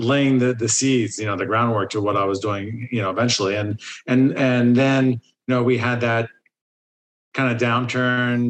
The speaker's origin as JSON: {"language": "English", "region": "New Jersey", "country": "United States", "tie": "born or raised there", "also_born_or_lived": "Boston", "moved": "as an adult", "lives_now": "Los Angeles, United States", "said": "I grew up in New Jersey."}